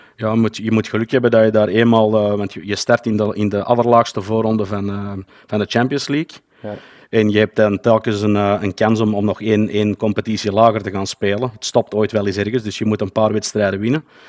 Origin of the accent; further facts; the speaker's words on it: Antwerp, Flanders, Belgium; ik kom uit België, zoals je wellicht wel zal kunnen horen. Wel, wel bepaald uit, eh, Antwerpen